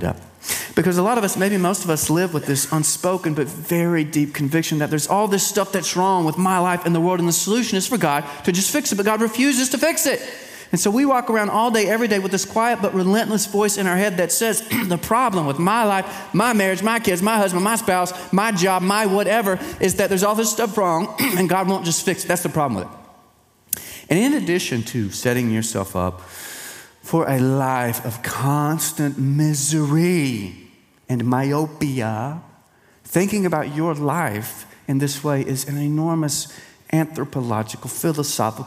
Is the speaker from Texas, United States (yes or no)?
yes; East Texas, United States; now in Central Texas, United States; I am from East Texas